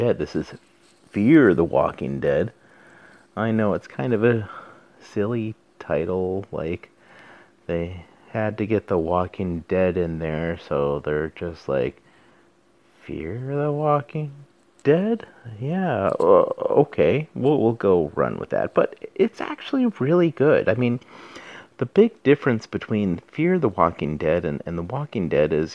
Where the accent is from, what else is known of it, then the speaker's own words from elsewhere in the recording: Southwest, United States; I'm from the Southwest